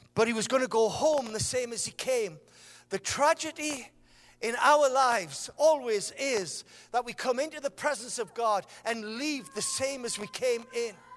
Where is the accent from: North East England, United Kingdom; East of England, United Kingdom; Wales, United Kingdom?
North East England, United Kingdom; Sunderland; I am from Sunderland